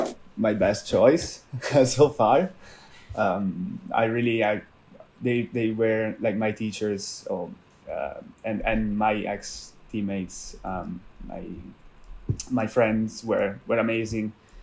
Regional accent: Italy; English is a second language; moved away as an adult; now in London, United Kingdom; But when I had the possibility to start an internship here in London, so I moved from Italy to London.

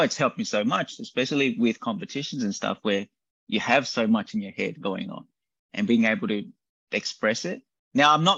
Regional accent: Australia; growing up in Australia

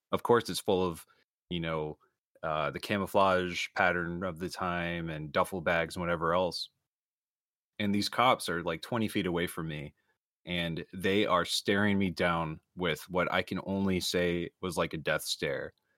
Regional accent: Florida, United States; moved away; I'm originally from Florida

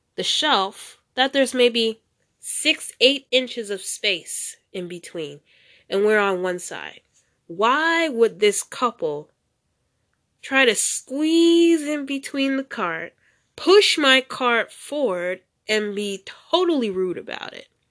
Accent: United States; moved away; I'm an American citizen, but I live outside the country

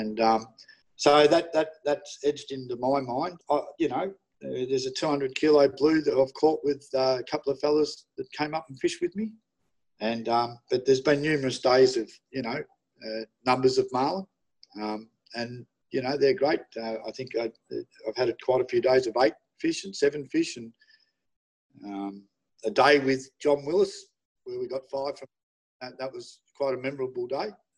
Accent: Melbourne, Victoria, Australia; I'm from Melbourne.

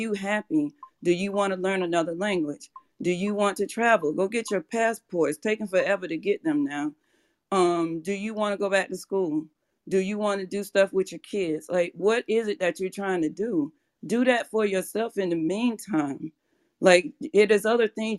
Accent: Atlanta, Georgia, United States; moved away; I'm from Atlanta. So, well, Georgia. So back in Atlanta

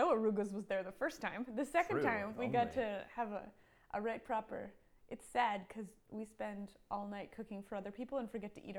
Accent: Pennsylvania, United States; moved away; I grew up in Pennsylvania

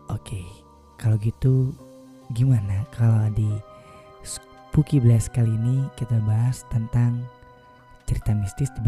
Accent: Bali, Indonesia; Oke okay banget, apalagi aku dari Bali nih, Fa.

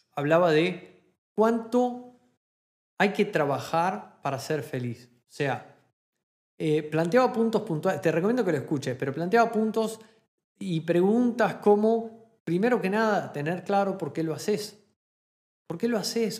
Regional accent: Argentina; moved away as an adult; now in Germany; cuando me fui de Argentina a Alemania

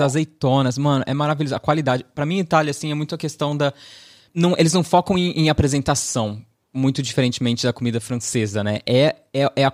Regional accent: Southeast Brazil, Brazil; eu, sendo uma pessoa que nascida e criada no Sudeste

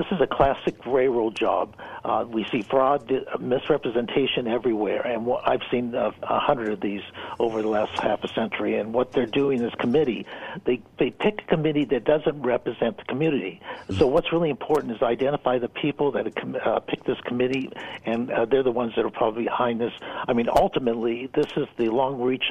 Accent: California, United States; moved away; I'm from California

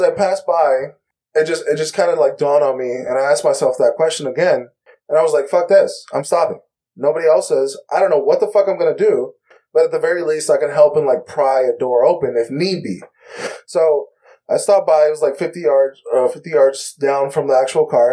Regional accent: North Carolina, United States; I'm from North Carolina, and I'm an analyst

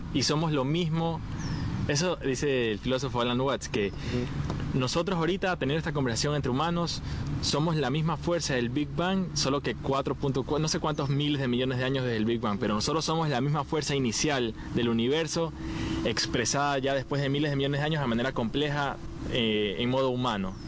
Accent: Ecuador; soy ecuatoriano

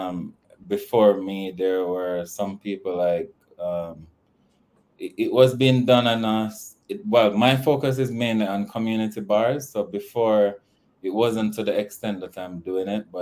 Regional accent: Kingston, Jamaica; also born or lived in United States; I was raised in a community called Jonestown, but then I left there at age 14. And I was at Waterloo Road, which is across from Devon House, and that's where I spent most of my teenage

